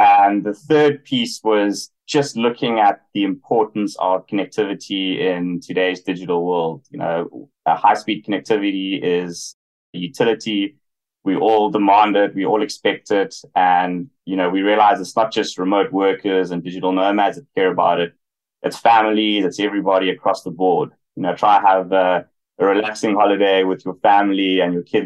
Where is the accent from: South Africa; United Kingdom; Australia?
South Africa; moved away as an adult; also born or lived in Hong Kong / United States; grew up in South Africa, spent 6 years working in Hong Kong and more recently in the US